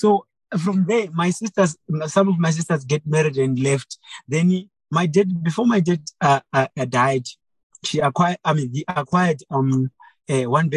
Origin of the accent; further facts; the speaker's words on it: Mutoko, Mashonaland East, Zimbabwe; I grew up I was born in Mutoko in a family of seven